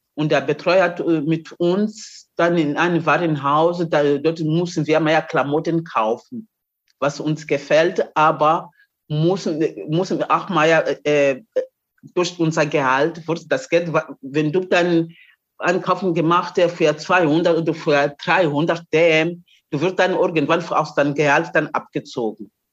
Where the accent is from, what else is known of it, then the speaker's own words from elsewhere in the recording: Mozambique; German is a second language; moved away as an adult; also born or lived in East Germany; now in Germany; bin ich von Mosambik hier nach äh, DDR gekommen